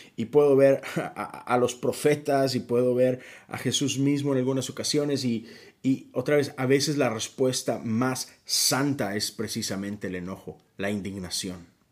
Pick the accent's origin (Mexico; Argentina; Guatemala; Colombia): Mexico; México, que es mi país de origen